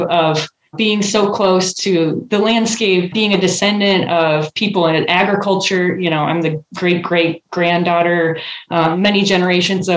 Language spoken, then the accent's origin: English; Rapid City, South Dakota, United States; moved away as an adult; also born or lived in Missoula, Montana; now in Chicago, United States; I'm from South Dakota. And when I tell people that, you know, living now in Illinois and in Chicago, people are like, oh, that's interesting. but growing up, it was just where I was from.